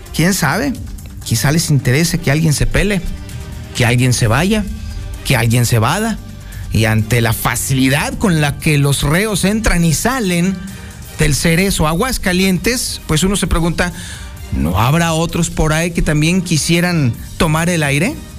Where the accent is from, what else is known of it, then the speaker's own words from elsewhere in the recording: Mexico; somos los mexicanos